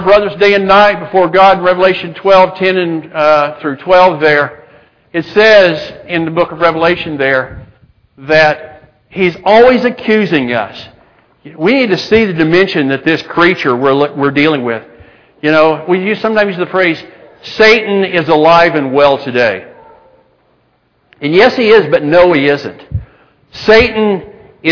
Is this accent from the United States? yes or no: yes; Spearman, Texas, United States; moved away; also born or lived in Montana; I was born in the panhandle of Texas, and it was so flat, you know, you could see the farm I was on, town was 6 miles away, Spearman